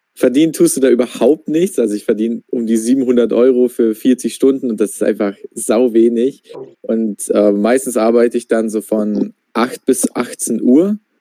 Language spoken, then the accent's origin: German; Austria; ich komme ja aus, äh, ich komme ja aus Österreich